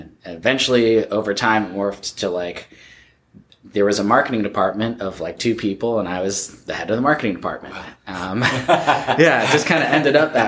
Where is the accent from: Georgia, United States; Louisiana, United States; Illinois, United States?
Illinois, United States; suburb of Chicago; moved away as an adult; also born or lived in rural Iowa; now in Portland, United States; I grew up in the Midwest, in a suburb of Chicago